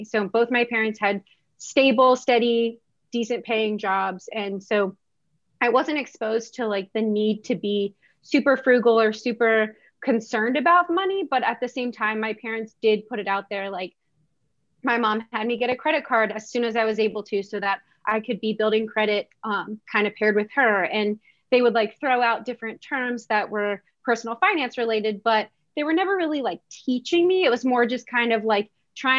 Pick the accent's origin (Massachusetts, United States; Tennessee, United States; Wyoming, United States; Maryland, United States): Maryland, United States; moved away as an adult; also born or lived in Virginia; I'm from Maryland.